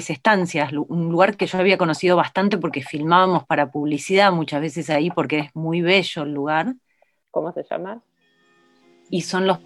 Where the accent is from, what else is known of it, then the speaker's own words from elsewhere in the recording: Buenos Aires, Argentina; Entonces, nosotros como, como porteños y porteñas eh, decimos